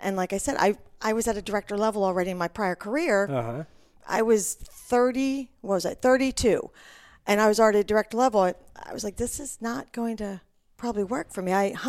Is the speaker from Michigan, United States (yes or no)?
no; Delaware, United States; So I'm originally from actually the East Coast, Mid-Atlantic, Delaware.